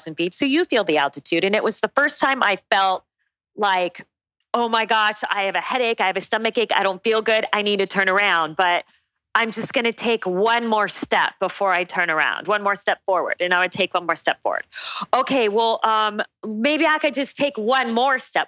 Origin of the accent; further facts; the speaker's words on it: Phoenix, Arizona, United States; also born or lived in Tucson, Arizona / Durham, North Carolina; I was born and raised in Phoenix, went down to Tucson for college, to the University of Arizona.